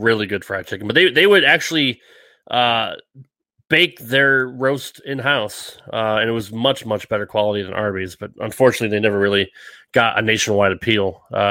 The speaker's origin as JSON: {"language": "English", "region": "Rhode Island", "country": "United States", "tie": "born or raised there", "said": "even growing up in the Northeast, I was never a seafood fan. And you can get fresh lobster right off the dock there in Rhode Island."}